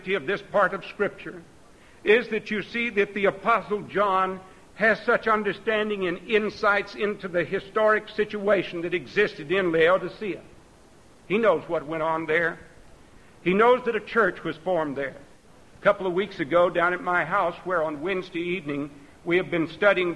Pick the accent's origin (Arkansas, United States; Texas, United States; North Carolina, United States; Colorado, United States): Texas, United States; I grew up out in Texas